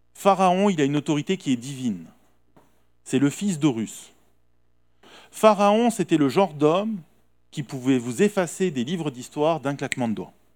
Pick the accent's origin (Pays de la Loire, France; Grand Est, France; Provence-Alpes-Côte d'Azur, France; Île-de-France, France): Provence-Alpes-Côte d'Azur, France; Nice; nous, en tant que Niçois